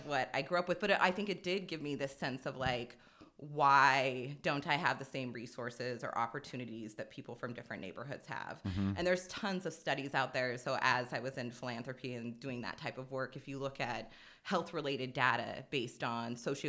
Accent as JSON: {"language": "English", "town": "Hilliard", "region": "Ohio", "country": "United States", "tie": "born or raised there", "said": "I think I always say growing up in Hilliard definitely gave me the sense of like justice"}